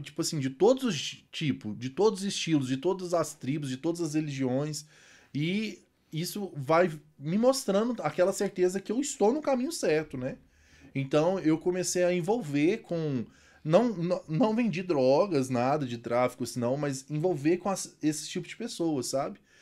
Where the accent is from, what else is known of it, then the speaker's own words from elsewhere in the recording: Itaúna, Minas Gerais, Brazil; Sou natural de Itaúna, como vocês falaram, fica aqui uns, uns 80 quilômetros, mais ou menos, da capital